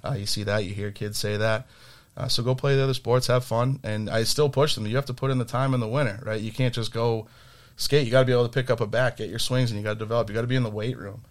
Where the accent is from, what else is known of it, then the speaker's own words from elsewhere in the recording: Milton, Massachusetts, United States; Duff and I grew up in Milton together.